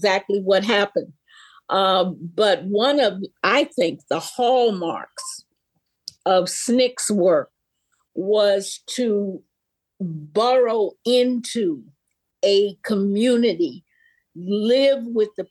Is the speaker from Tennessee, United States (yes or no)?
yes; Memphis, Tennessee, United States; I'm from Memphis, Tennessee. And when I was growing up, they always said the Mississippi Delta began on the main street of Memphis, Tennessee